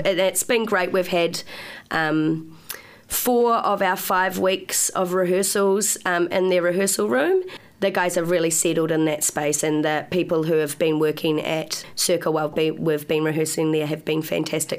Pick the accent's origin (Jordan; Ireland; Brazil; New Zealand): New Zealand; Upper Hutt, Wellington; moved away as an adult; now in Wellington, New Zealand; I'm from Upper Hutt.